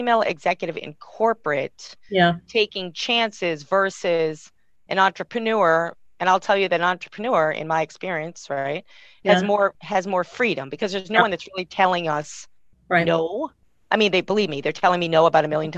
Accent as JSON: {"language": "English", "area": "outside of Boston", "region": "Massachusetts", "country": "United States", "tie": "born or raised there", "said": "I grew up outside of Boston"}